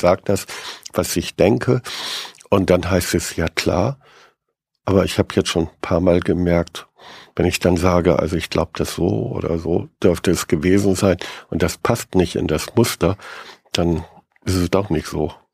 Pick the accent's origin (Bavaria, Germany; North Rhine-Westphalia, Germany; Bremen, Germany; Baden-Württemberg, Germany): Bremen, Germany; als Bremer